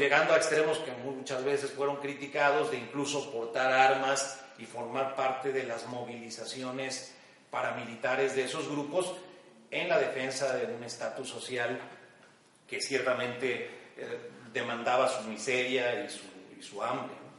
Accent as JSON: {"language": "Spanish", "region": "Mexico City", "country": "Mexico", "tie": "born or raised there", "moved": "as an adult", "lives_now": "Guadalajara, Mexico", "said": "Yo nací en la Ciudad de México hace 61 años y prácticamente eh, crecí, viví, eh, estudié, trabajé durante 60 eh, años, 59 años de mi vida en la Ciudad de México antes de venir a Guadalajara donde resido ya hace un par de años"}